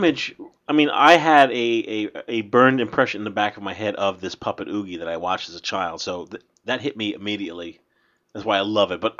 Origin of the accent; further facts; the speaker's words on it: New Jersey, United States; we're from Jersey.